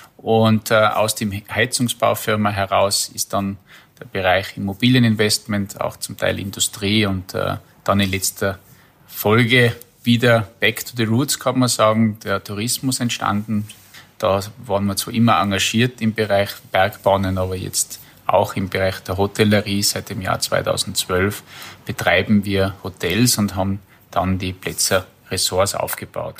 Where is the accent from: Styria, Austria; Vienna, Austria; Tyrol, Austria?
Tyrol, Austria; Kitzbühel District; Ich komme ja aus dem Bezirk Kitzbühel